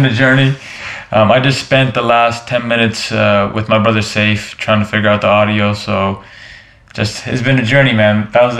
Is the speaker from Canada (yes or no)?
yes; Canada; I'm a guy from Canada.